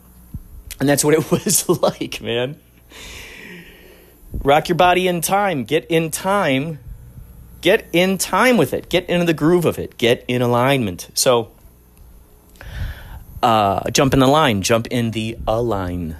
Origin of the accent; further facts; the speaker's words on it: Chicago, Illinois, United States; growing up in Chicago, driving on the Eisenhower